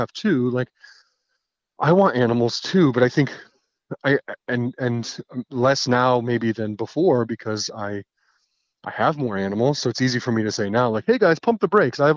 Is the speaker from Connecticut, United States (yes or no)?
yes; Connecticut, United States; my home state of Connecticut